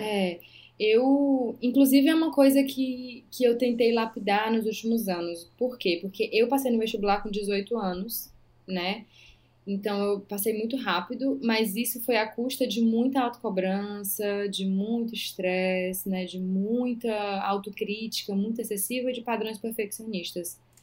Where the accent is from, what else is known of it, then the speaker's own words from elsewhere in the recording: interior of Maranhão, Brazil; moved away as an adult; also born or lived in Belém, Pará; now in São Paulo, Brazil; eu sou do interior do Maranhão